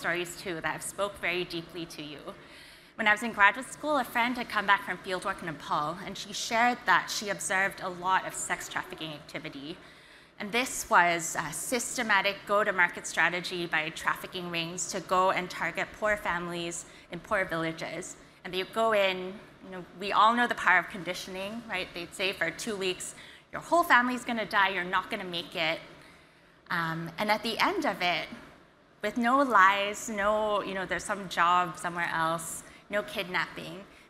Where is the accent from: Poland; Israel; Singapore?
Singapore; I was born and raised in Singapore.